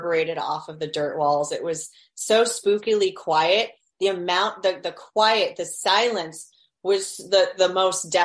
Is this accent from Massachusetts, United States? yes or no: no; Miami, Florida, United States; born or raised there